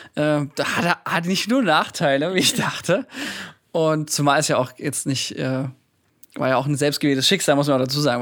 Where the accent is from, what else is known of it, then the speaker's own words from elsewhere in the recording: Thuringia, Germany; ich komme aus Thüringen